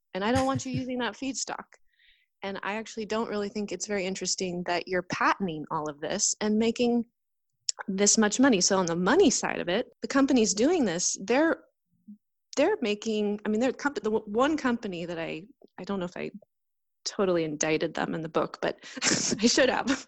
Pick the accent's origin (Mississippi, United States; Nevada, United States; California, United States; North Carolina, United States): California, United States; north of San Francisco, near Point Reyes National Seashore; I grew up just north of San Francisco in an area near the Point Reyes National Seashore